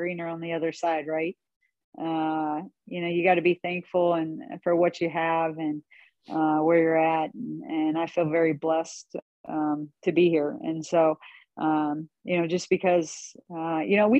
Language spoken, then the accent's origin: English; Northeast Missouri, United States; I grew up in Northeast Missouri, I didn't even want to go away to school at all